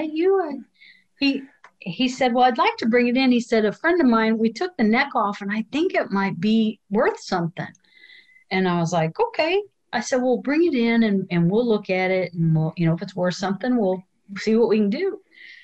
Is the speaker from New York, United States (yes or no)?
no; Illinois, United States; moved away; I grew up in Illinois